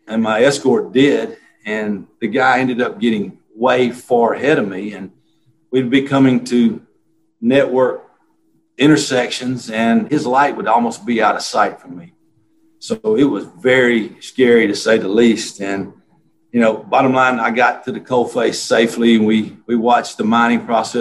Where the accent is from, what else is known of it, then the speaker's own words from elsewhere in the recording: Alabama, United States; moved away; I grew up in Alabama.